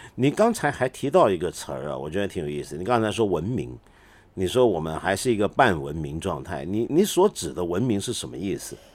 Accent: Hong Kong; 我身为一个香港人

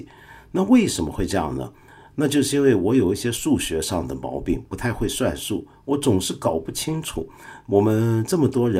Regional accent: Guangdong, China; accent: Cantonese; 我这种人呢，用我们广东话来讲，叫做“眼闊肚窄”，就是眼阔肚窄。

